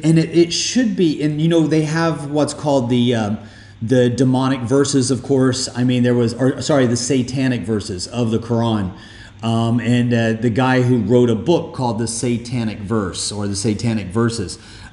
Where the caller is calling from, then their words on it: Dubai, United Arab Emirates; And I'm doing this podcast with you. I'm calling you from Dubai.